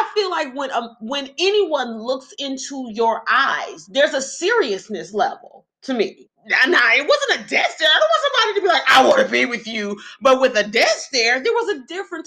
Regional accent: Detroit, Michigan, United States; moved away as an adult; now in Atlanta, United States; I am from Detroit, Michigan.

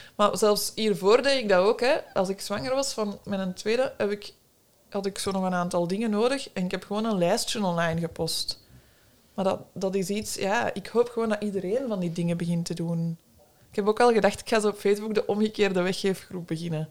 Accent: Brussels, Brussels-Capital Region, Belgium; En ik kom uit Brussel, ben daar opgegroeid

